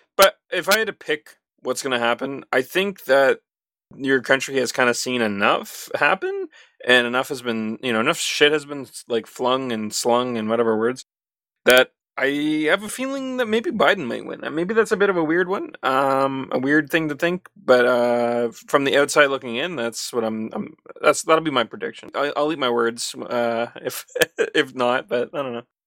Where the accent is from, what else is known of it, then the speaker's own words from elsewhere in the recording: Canada; as a Canadian